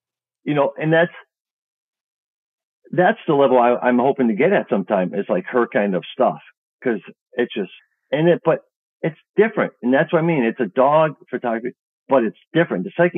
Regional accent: Chicago, Illinois, United States; I'm from Chicago, and it's just great.

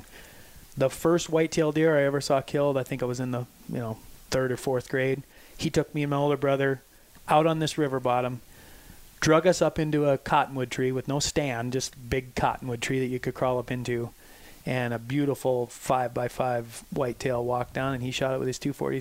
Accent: South Dakota, United States; moved away as an adult; now in Montana, United States; born and raised in South Dakota

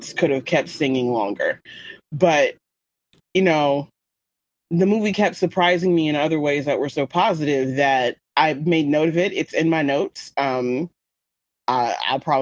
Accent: United States; I'm American

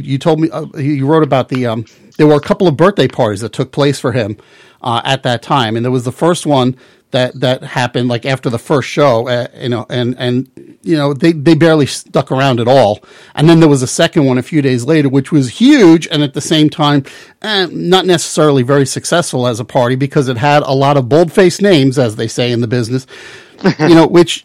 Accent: Long Island, New York, United States; I grew up in the New York area myself. Okay. I grew up out on Long Island

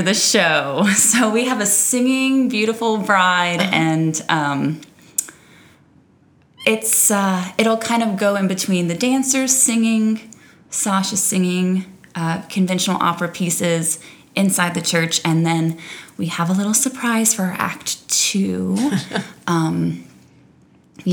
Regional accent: South Louisiana, United States; growing up in South Louisiana

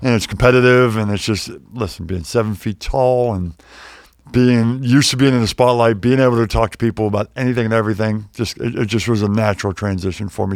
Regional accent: Pittsburgh, Pennsylvania, United States; moved away; also born or lived in Wheeling, West Virginia / Chapel Hill, North Carolina; I grew up in Pittsburgh, born in Wheeling, West Virginia

